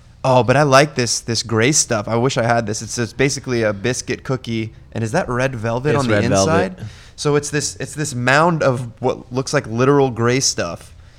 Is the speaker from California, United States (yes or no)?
yes; California, United States; I'm from California.